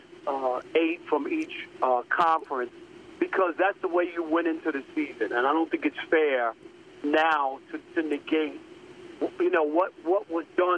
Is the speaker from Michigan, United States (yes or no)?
no; New York, United States; moved away; also born or lived in Detroit; I'm from New York originally. Yes, I worked in Detroit